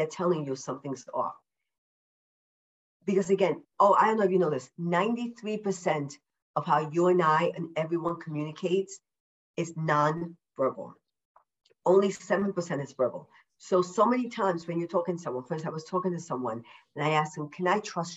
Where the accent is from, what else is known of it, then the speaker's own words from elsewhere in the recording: New York, United States; moved away; I'm a New Yorker, originally a New Yorker